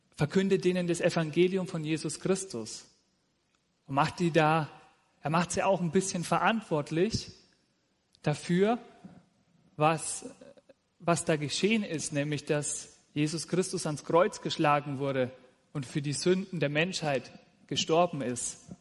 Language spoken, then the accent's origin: German; Nuremberg, Bavaria, Germany; also born or lived in Fürth; now in Simmersbach, Germany; Ich komme ursprünglich aus Franken, aus dem schönen Nürnberg